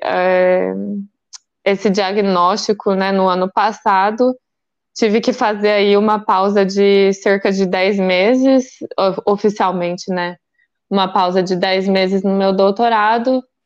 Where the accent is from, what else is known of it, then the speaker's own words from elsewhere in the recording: Goiás, Brazil; moved away; also born or lived in Campinas; eu também sou, né, goiana do pé rachado